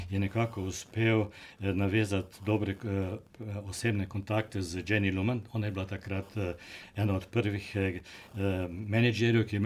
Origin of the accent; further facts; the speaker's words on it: Slovenia; now in Australia; In že takrat smo imeli Slovenci več ali manj skoraj. Kar nekaj problemov z tem